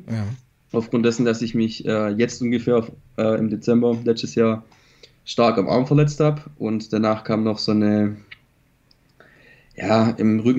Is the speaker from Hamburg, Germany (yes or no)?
no; near Stuttgart, Baden-Württemberg, Germany; ich komme aus Baden-Württemberg, nähe